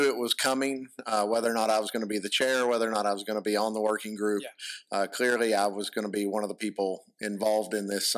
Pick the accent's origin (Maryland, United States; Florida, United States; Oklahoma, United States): Oklahoma, United States; Ada; I'm from Ada, born and raised in Ada